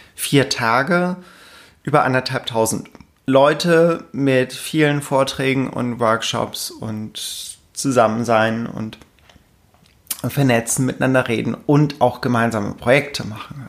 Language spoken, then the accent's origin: German; Lübeck, Schleswig-Holstein, Germany; also born or lived in Karlsruhe; now in Alsace, France; ich komme aus Lübeck, bin inzwischen im Süden gelandet, ähm, arbeite in Karlsruhe, lebe im Elsass.